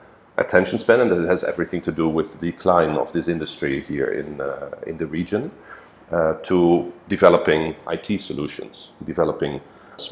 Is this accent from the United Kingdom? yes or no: no; Netherlands; moved away as an adult; now in Singapore; my home country, the Netherlands